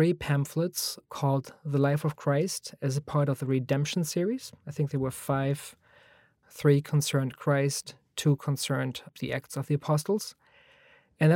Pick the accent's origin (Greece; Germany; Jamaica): Germany; moved away; I'm originally from Germany